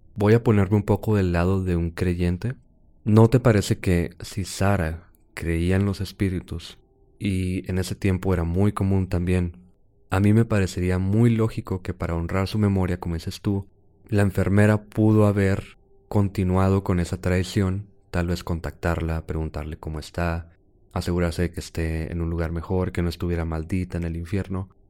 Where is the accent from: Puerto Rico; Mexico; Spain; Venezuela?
Mexico; Chihuahua; No somos de Juárez, somos de Chihuahua